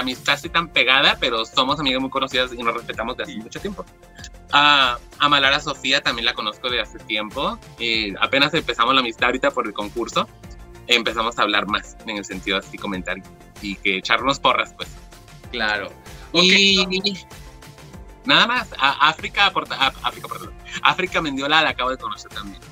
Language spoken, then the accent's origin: Spanish; Mexico; now in California, United States; siendo latina, mexicana, luego no hablas bien el idioma en esos tiempos